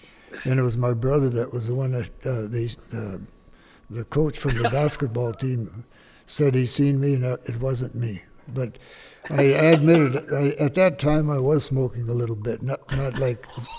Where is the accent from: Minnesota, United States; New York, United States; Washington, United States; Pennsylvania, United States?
Minnesota, United States; Thief River Falls; also born or lived in Badger, Minnesota; I was born and raised in Thief River Falls.